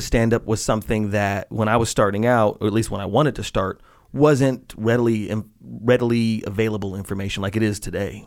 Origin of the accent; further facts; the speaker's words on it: Las Vegas, Nevada, United States; I grew up in Las Vegas